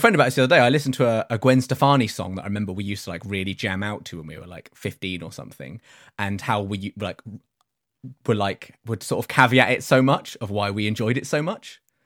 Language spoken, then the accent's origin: English; United Kingdom; we are three British